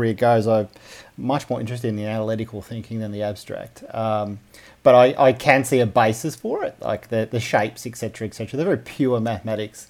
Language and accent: English; Melbourne, Victoria, Australia; I grew up in Melbourne.